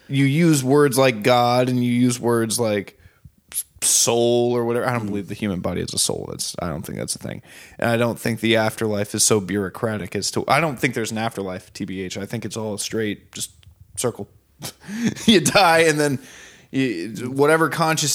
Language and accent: English; Florida, United States; now in California, United States; where I grew up in Florida, very diverse, super Jewish